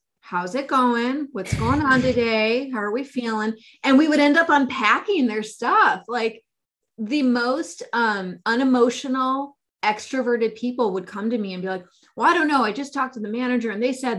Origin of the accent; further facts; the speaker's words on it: Bay Area, California, United States; I come from the Bay Area